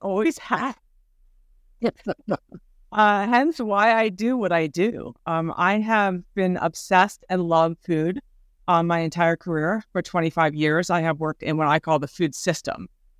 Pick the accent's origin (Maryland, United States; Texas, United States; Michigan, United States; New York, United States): Maryland, United States; Baltimore; I was born and raised in Baltimore, left Baltimore 15 years and came right back.